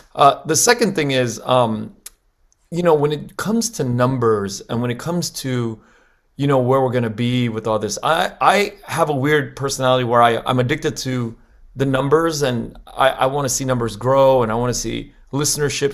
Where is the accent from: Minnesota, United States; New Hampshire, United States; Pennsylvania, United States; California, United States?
California, United States; Los Angeles; I grew up in Koreatown here in L